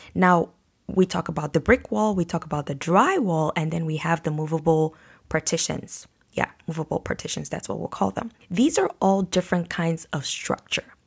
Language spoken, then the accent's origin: English; Nigeria; now in Canada; I'm from Nigeria where we build houses with concrete